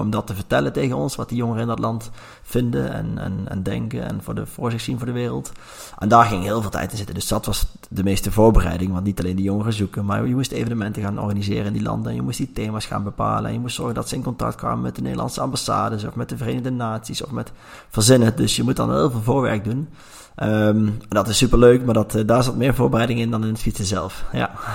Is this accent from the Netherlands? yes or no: yes; Langeboom, North Brabant, Netherlands; now in Nijmegen, Netherlands; Ik ben opgegroeid in een klein dorpje, lange boom.